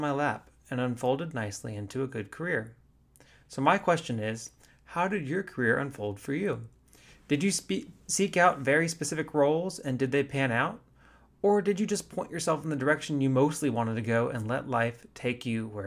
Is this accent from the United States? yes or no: yes; Fort Worth, Texas, United States; I grew up in Fort Worth